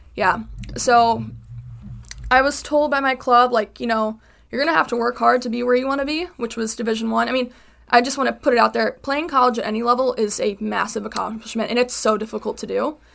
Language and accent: English; Chicago, Illinois, United States; moved away as an adult; now in Connecticut, United States; I am from Chicago